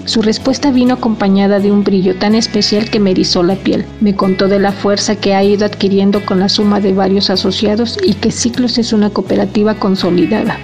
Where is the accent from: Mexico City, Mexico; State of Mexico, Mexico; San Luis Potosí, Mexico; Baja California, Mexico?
Mexico City, Mexico; now in Bahía de Banderas, Mexico; Nací en Ciudad de México, aunque actualmente resido en Bahía de Banderas, Nayarit.